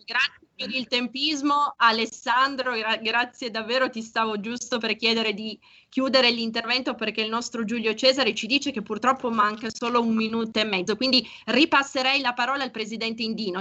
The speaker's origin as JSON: {"language": "Italian", "region": "Piedmont", "country": "Italy", "said": "nostre parti in canavese"}